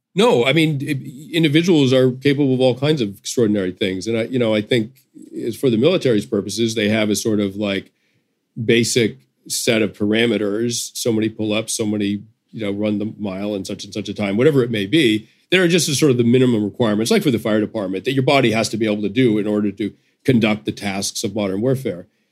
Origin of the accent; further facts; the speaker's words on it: United States; as an American